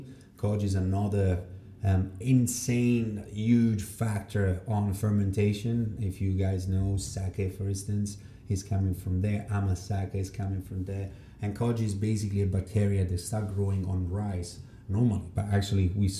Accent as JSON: {"language": "English", "town": "Rome", "region": "Lazio", "country": "Italy", "second_language": "English", "moved": "as an adult", "said": "just because it's a mix of 7 different countries, which is all the countries that I've been living. And of course, there's a bit of Italian, which is, that's where I came from. I'm from Rome"}